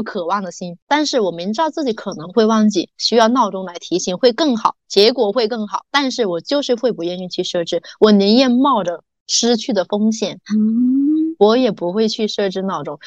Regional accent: Meizhou, Guangdong, China; now in Guangzhou, China; 我们从广州回我梅州老家

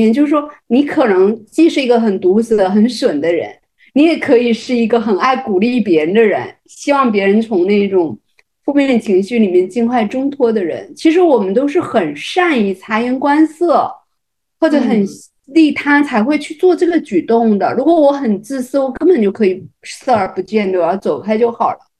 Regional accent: Fujian, China; 我要给你一个爱的抱抱，然后我学林志玲很像的，因为我也是闽南人嘛， 台湾人口音有点像。

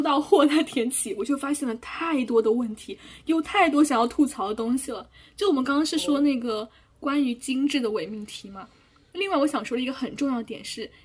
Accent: China; 我们这种身为中国人的使命感

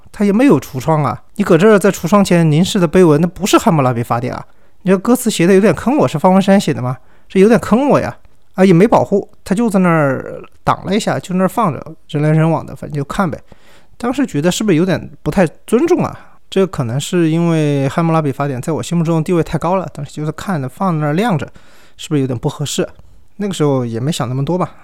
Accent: China; 我们中国人

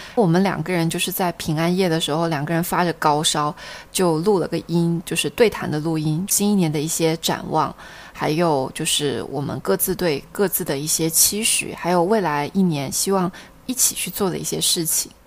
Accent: Xiamen, Fujian, China; 厦门的一些风俗习惯

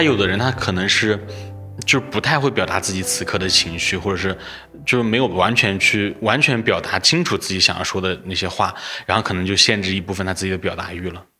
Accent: Anhui, China; now in Chengdu, China; 我是，呃，老家安徽的

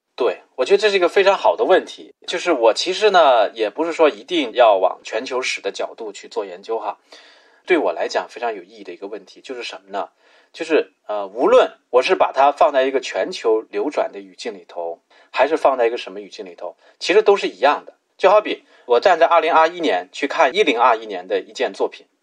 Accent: China; 我们作为中国人自己

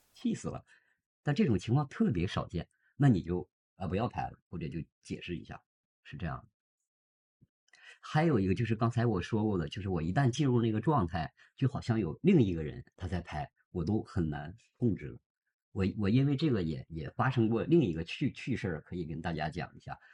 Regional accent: Harbin, Heilongjiang, China; moved away as an adult; also born or lived in Zhuhai; 我在哈尔滨出生啊，在哈尔滨。。是的，然后做公司那些年呢，也是在这里，然后后来不是移民了嘛，现在又回来了

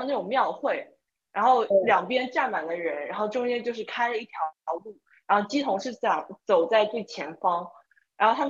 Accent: Taiwan; moved away; 我小时候在台湾

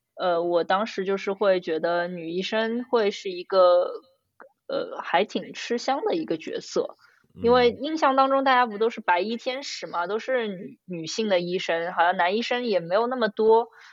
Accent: China; 我们中国人家庭

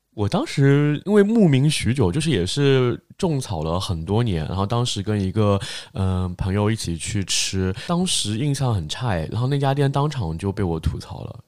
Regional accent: Shanghai, China; 至少我们现在能说自己是上海人，毕竟已经经过了三代了嘛。 还是比较土生土长，但是籍贯上面不会写是上海

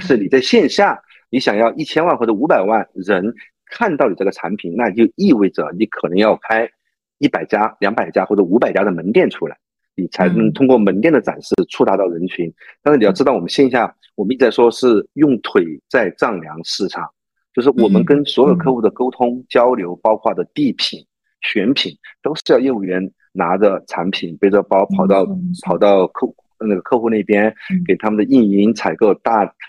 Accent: China; 我们中国人太灵活了

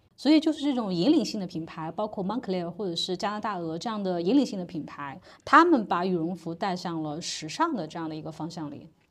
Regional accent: China; 作为中国人

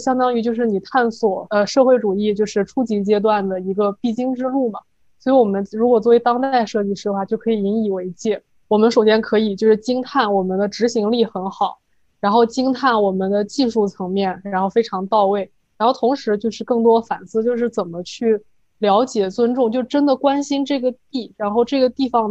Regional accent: China; 因为我们中国人还有中国文化这五千年就发展的很很好

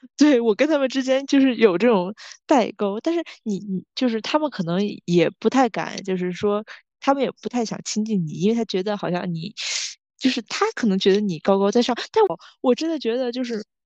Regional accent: Tianjin, China; moved away; 我们是来自天津的

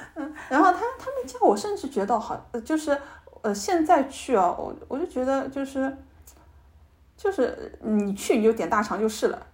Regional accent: Shanghai, China; 我们上海人

